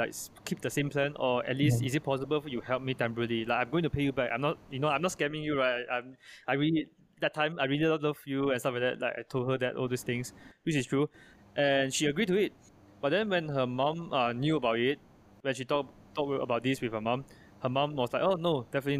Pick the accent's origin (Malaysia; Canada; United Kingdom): Malaysia; I am Chinese Malaysian, I'm not American